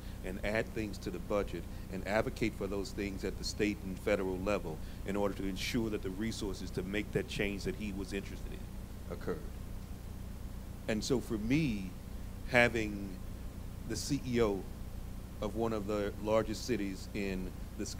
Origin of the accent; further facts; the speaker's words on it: Mississippi, United States; I was born and raised in Mississippi.